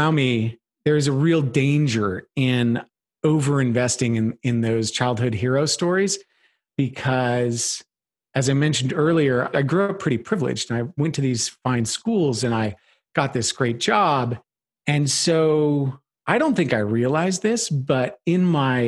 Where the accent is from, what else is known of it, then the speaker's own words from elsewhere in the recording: Tacoma, Washington, United States; moved away as an adult; also born or lived in Colorado; I grew up in Tacoma, Washington